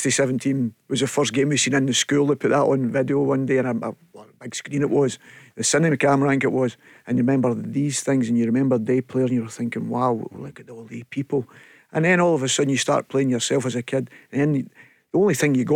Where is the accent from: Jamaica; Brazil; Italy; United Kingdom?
United Kingdom; Chapelhall, Scotland; I was brought up in Chapel Hall. Yep. Chapel Hall was a village.